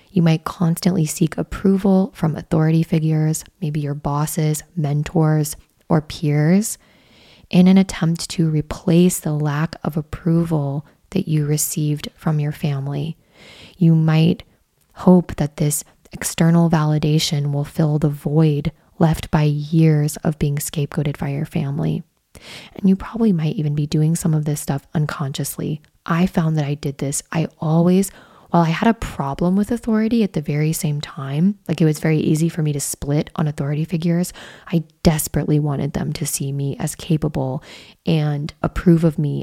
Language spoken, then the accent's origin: English; Midwest, United States; growing up in the Midwest